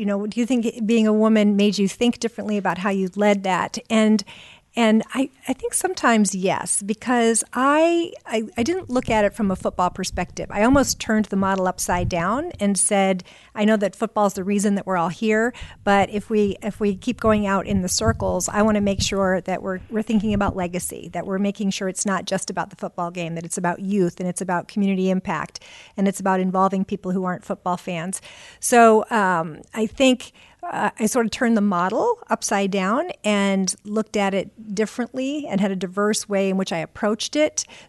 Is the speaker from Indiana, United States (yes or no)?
yes; Indianapolis, Indiana, United States; So I came to IMS because I wanted another big challenge, and it was right here in my hometown.